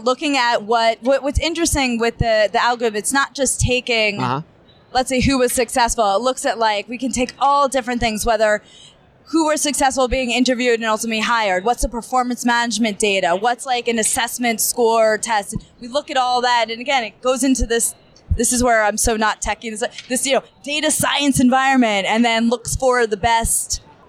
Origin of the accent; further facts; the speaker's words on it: New Jersey, United States; now in New York, United States; I'm a Jersey girl, but I'm living in New York. Been in New York for, I don't know, 20 something years.